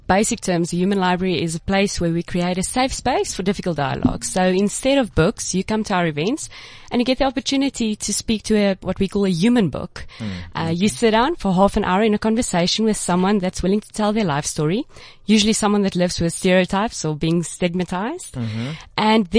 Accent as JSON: {"language": "English", "town": "Cape Town", "region": "Western Cape", "country": "South Africa", "said": "I'm from Cape Town."}